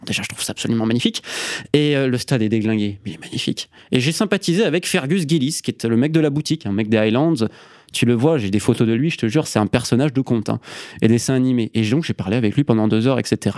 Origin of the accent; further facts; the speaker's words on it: Isère, Auvergne-Rhône-Alpes, France; moved away as an adult; also born or lived in Scotland / England; now in Andalusia, Spain; je suis un Isérois, 26 euh, ans. Euh, donc j'ai grandi dans l'Isère profonde